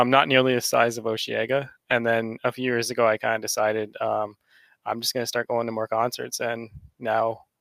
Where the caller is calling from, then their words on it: London, Ontario, Canada; Uh, I'm London, just outside of Toronto.